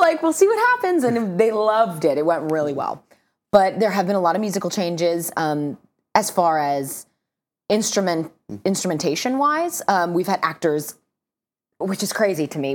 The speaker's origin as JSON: {"language": "English", "region": "Southern California", "country": "United States", "said": "I'm from Southern California"}